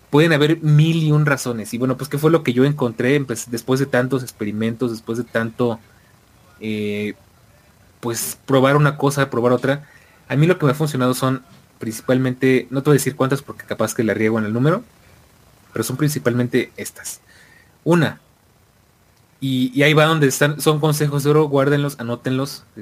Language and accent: Spanish; Argentina; Eh, a como argentino, ¿qué estoy haciendo mal, boludo?